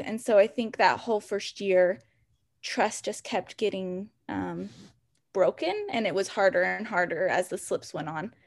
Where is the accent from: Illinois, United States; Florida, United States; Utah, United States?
Utah, United States; Salt Lake City; now in Provo, United States; I'm originally from Salt Lake City, so really close to where I live now